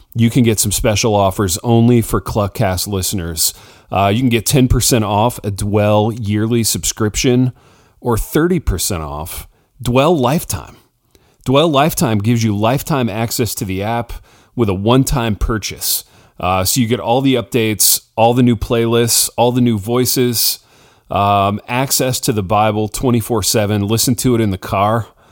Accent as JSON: {"language": "English", "town": "Hartford City", "region": "Indiana", "country": "United States", "tie": "born or raised there", "moved": "yes", "said": "a coffee shop in my hometown that's run by a former classmate of mine"}